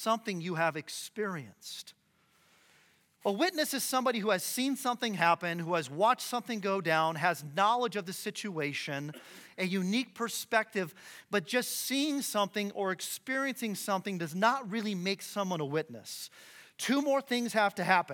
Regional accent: Phoenix, Arizona, United States; moved away as an adult; now in Boise, United States; I'm from Phoenix, Arizona. We moved here a couple years ago

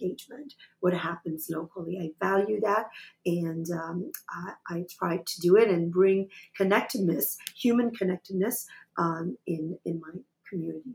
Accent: Quebec, Canada; I am from Canada, from Quebec, and I'm a French speaker.

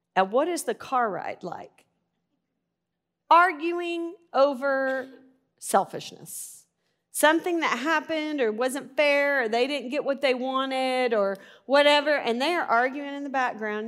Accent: Arkansas, United States; I'm from Arkansas

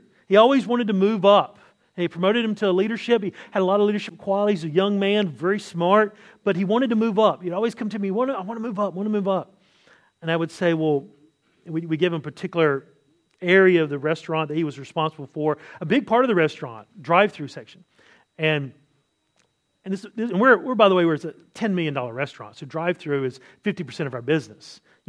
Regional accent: California, United States; You know, I come from Southern California. I lived there for many years, and, you know, it's kind of that surfer culture.

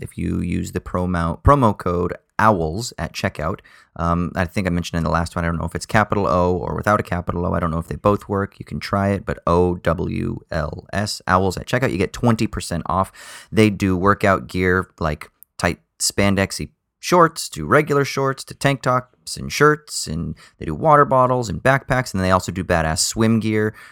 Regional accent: United States; now in Australia; growing up in America

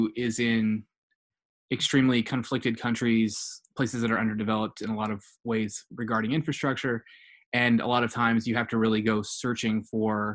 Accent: United States; we were in from the US

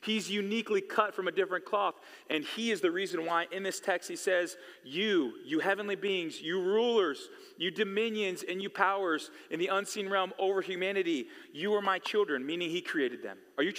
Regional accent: California, United States; I came from California.

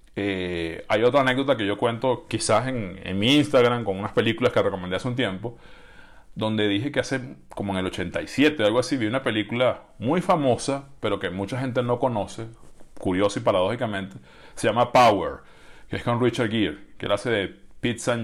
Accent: Venezuela; en mi país

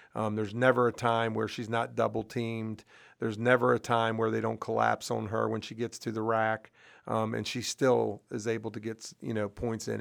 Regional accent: Brunswick, Maryland, United States; I grew up in Brunswick

